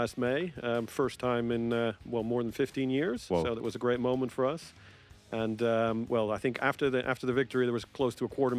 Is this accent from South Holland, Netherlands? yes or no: yes; Rotterdam, South Holland, Netherlands; I was born in Rotterdam